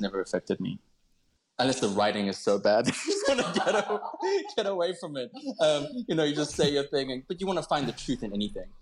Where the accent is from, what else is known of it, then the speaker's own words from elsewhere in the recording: Cape Town, Western Cape, South Africa; I grew up in Cape Town